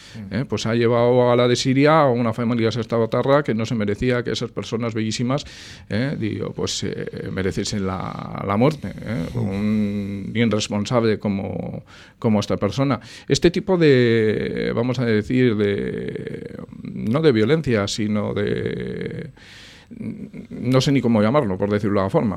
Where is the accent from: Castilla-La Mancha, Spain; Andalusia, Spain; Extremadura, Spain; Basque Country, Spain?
Basque Country, Spain; Sestao; siempre he querido a mi pueblo, lo sigo queriendo. Sestao para mí es un, vamos, es el bastión de mi vida